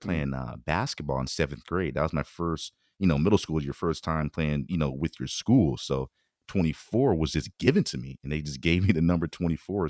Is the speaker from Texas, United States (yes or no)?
no; Bay Area, California, United States; moved away as an adult; I grew up on the peninsula side